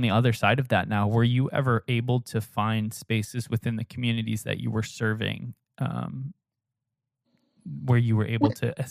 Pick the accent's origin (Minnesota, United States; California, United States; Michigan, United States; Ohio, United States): Minnesota, United States; especially growing up in Minnesota, I was 45 minutes from John Piper's church.